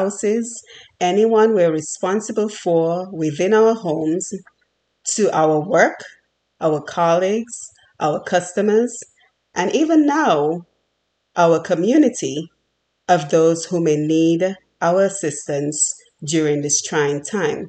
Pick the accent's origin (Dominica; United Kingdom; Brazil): Dominica; moved away as an adult; now in United States; I was born and raised on the beautiful island of Dominica.